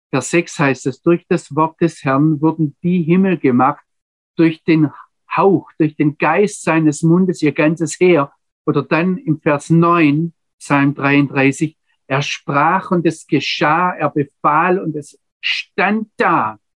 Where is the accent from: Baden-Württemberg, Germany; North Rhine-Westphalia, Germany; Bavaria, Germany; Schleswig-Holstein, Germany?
Baden-Württemberg, Germany; Ich sage jetzt einmal, wie ich es als Schwabe sagen würde, der spuckt nur kurz in die Landschaft und dann explodiert was.